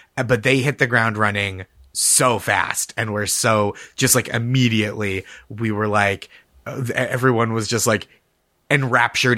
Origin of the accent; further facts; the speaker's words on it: Massachusetts, United States; I'm from Massachusetts